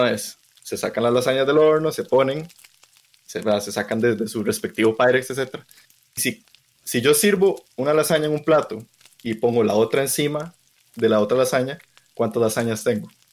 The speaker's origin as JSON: {"language": "Spanish", "country": "Costa Rica", "said": "como ticos deberíamos saber cocinar"}